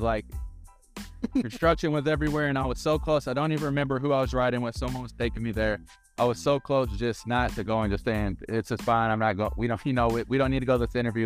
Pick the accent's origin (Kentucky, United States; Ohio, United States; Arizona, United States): Kentucky, United States; Louisville; moved away as an adult; also born or lived in Southwest Florida; I was born and raised in Louisville, Kentucky